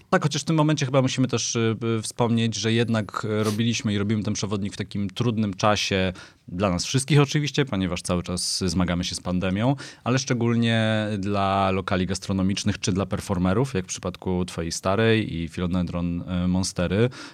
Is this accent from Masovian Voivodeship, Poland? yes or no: no; Katowice, Silesian Voivodeship, Poland; now in Warsaw, Poland; Katowice to jest moje rodzinne miasto.